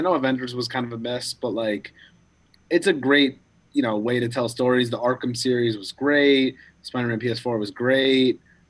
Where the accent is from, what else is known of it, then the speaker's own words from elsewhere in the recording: United States; I'm American.